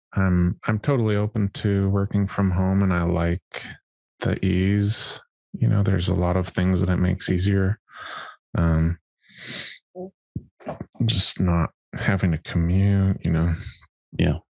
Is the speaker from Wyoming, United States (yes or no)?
yes; Wyoming, United States; I grew up in Wyoming